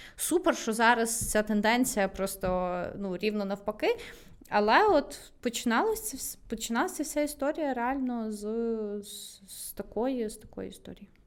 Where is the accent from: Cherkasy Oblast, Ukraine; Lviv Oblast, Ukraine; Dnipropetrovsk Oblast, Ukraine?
Lviv Oblast, Ukraine; Lviv; я виросла там в дитинстві у Львові